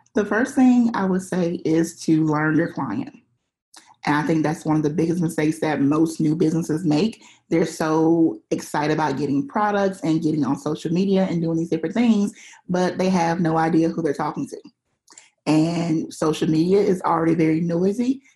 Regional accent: Alabama, United States; I live in Alabama, which is in a pretty small town

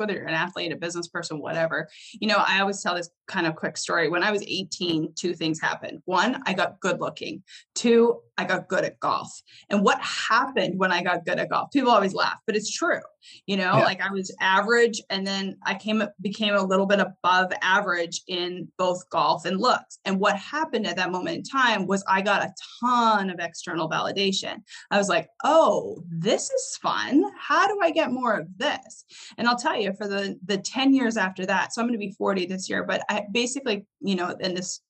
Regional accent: Canada; I grew up in Canada, so I was actually big into snowboarding

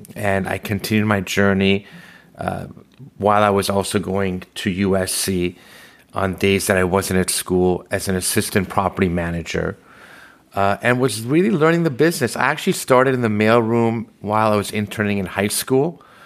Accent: Los Angeles, California, United States; also born or lived in Tehran, Iran; I was born in Tehran, Iran, and led to us immigrating to the United States, specifically Los Angeles, in nineteen seventy-eight.

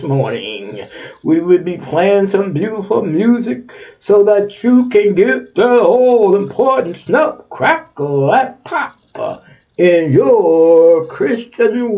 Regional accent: Texas, United States; now in Ohio, United States; You my home state.

